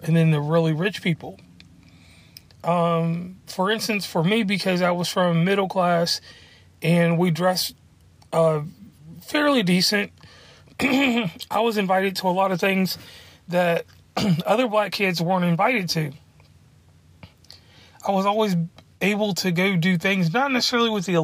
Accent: Lynchburg, Virginia, United States; I'm from Lynchburg, Virginia, and where I'm from, there was racism

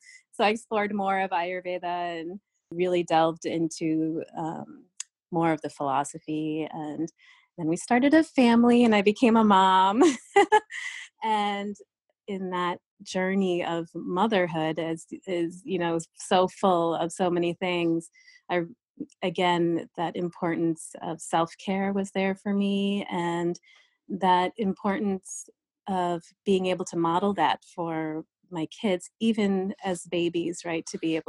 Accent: New York, United States; when I was growing up as an Indian kid in this small town in upstate New York

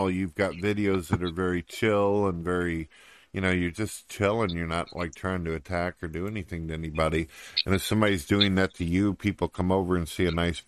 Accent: St. Louis, Missouri, United States; moved away; also born or lived in countryside (unspecified); I was born in St. Louis, Missouri, and then later on I ended up moving out to the countryside

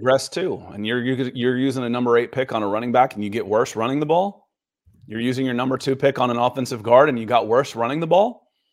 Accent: Atlanta, Georgia, United States; I grew up in Atlanta

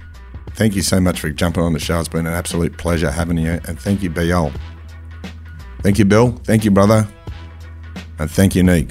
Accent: Sydney, New South Wales, Australia; That's been the difference where I grew up. A lot of kids where I grew up in Mount Druitt, western suburbs of Sydney

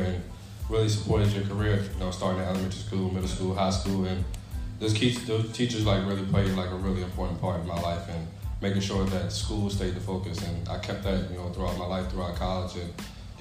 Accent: Essex, Virginia, United States; So, from Essex, actually my parents are from, my dad's from West Montrose, Virginia. Mom's from Warsaw, but moved over here

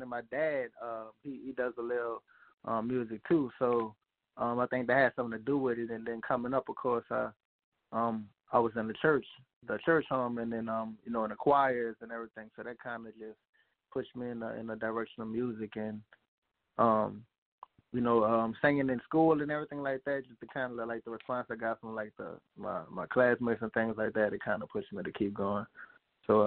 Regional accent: New Orleans, Louisiana, United States; I'm actually from the Fifth Ward, New Orleans

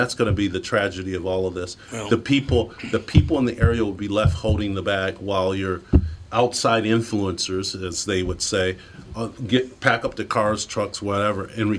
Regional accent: Detroit, Michigan, United States; I grew up in the Detroit riots in 1967. And my father was a police officer.

